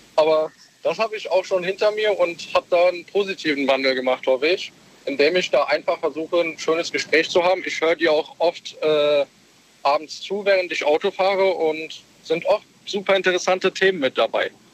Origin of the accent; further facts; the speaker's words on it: Kirn, Rhineland-Palatinate, Germany; Ich komme aus der Nähe von Bad Kreuznach, Kirn